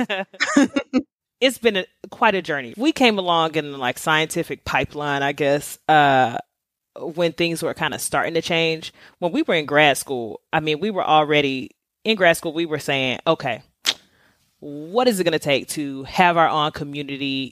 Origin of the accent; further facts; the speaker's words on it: the South, United States; I'm from the South